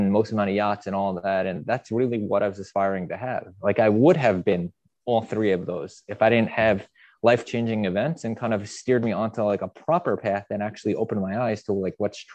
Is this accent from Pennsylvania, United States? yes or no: no; Long Island, New York, United States; I grew up in Long Island, which is a very affluent area